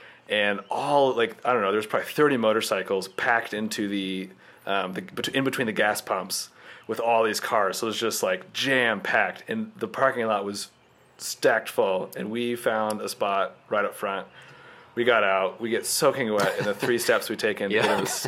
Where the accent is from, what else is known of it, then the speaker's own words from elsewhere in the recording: Tornado Alley, Midwest, United States; We're in Tornado Alley. We live in Tornado Alley. We grew up in Tornado Alley.